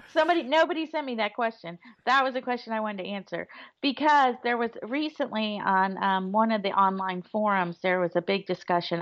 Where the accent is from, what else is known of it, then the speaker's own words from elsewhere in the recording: Florida, United States; moved away; I grew up in Florida